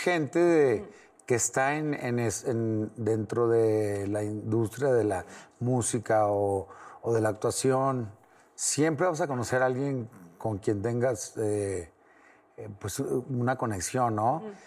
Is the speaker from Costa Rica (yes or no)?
no; Torreón, Coahuila, Mexico; now in Mexico City, Mexico; tengo muchos amigos de donde soy, de Torreón